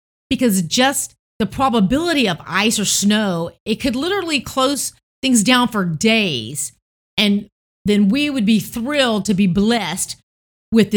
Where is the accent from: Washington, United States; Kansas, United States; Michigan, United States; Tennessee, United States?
Tennessee, United States; growing up in Tennessee